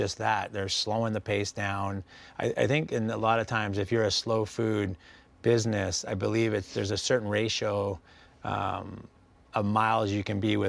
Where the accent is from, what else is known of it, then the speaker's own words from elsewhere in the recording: West Coast, Canada; now in San Diego, United States; I grew up on the West Coast of Canada.